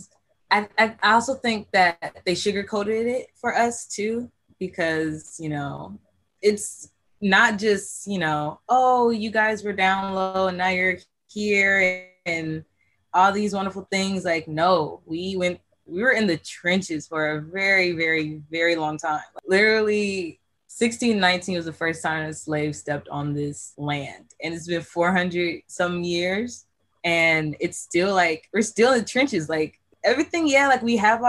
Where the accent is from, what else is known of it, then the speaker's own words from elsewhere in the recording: California, United States; I go to El Camino Community College, and I am from California